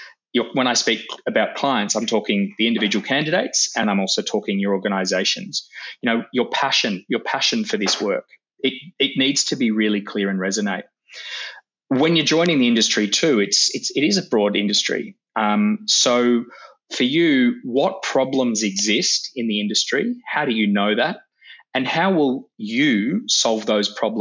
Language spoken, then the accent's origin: English; Manchester, North West England, United Kingdom; now in Melbourne, Australia; I was born in Manchester a long time ago, and we made the long trek out to Melbourne